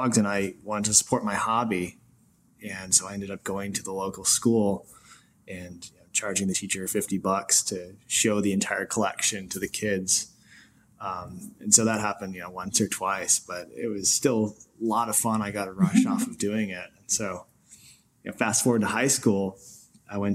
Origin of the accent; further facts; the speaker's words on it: Maine, United States; moved away as an adult; also born or lived in New York; I'm from Maine, small town in Maine where there are more waterfowl than there are people